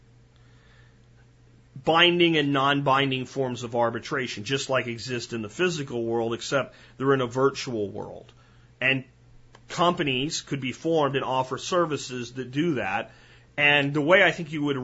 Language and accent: English; United States; as an American